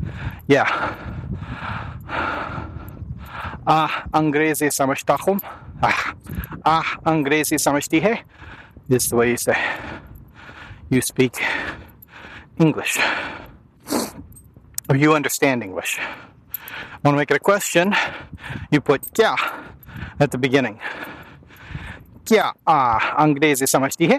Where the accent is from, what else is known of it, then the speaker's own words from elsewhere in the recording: United States; as an American